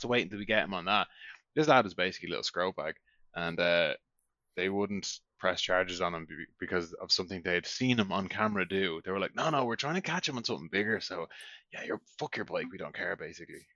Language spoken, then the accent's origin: English; Ireland; now in Norway; We're from Ireland